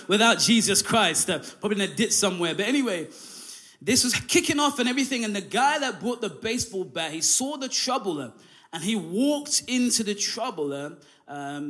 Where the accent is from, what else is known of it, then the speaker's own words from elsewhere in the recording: London, United Kingdom; also born or lived in Derby; now in Hull, United Kingdom; we're all from London.